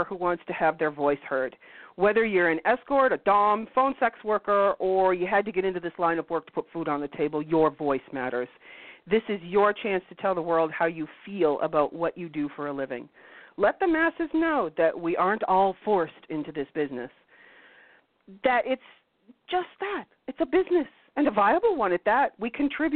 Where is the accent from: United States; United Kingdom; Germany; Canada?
Canada